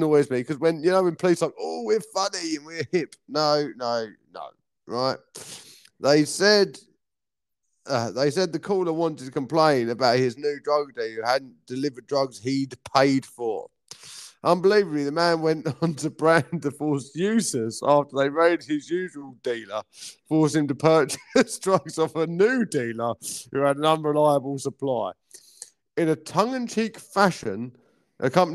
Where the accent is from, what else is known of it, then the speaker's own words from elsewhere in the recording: Maidstone, South East England, United Kingdom; I'm from Maidstone